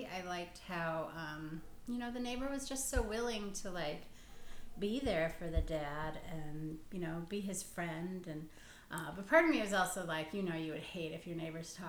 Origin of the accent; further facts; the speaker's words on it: Green Bay, Wisconsin, United States; I'm from Green Bay.